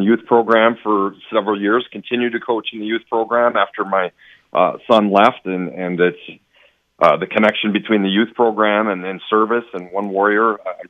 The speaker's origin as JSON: {"language": "English", "town": "Fond du Lac", "region": "Wisconsin", "country": "United States", "moved": "as an adult", "lives_now": "Muskego, United States", "said": "I'm from Fondy."}